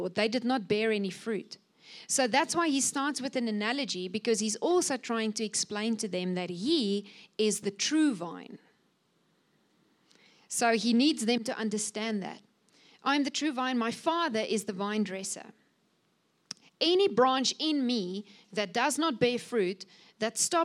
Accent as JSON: {"language": "English", "area": "Cape Winelands", "region": "Western Cape", "country": "South Africa", "said": "I'm coming from the Cape Winelands"}